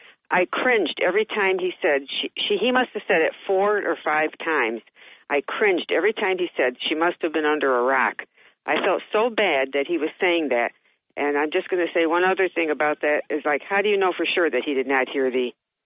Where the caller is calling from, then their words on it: Johnson City, New York, United States; … from JC.